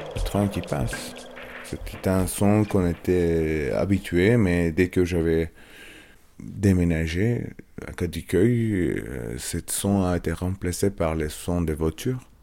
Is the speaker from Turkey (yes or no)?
yes; Istanbul, Turkey; French is a second language; moved away; Je suis Istanbuliot, je suis né à Istanbul. Mon enfance à Istanbul